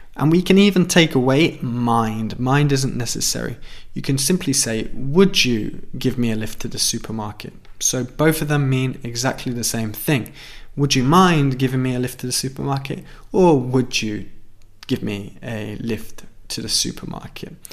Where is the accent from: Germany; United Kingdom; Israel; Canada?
United Kingdom; where I'm from in the United Kingdom